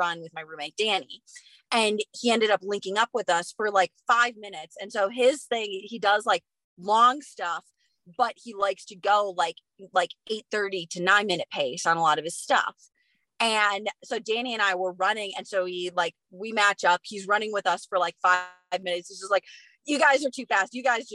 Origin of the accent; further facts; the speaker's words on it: Wisconsin, United States; now in Flagstaff, United States; where I grew up in Wisconsin